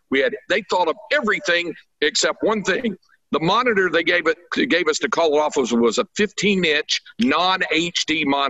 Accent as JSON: {"language": "English", "town": "Greensboro", "region": "North Carolina", "country": "United States", "tie": "born or raised there", "said": "Like I said, I grew up in Greensboro."}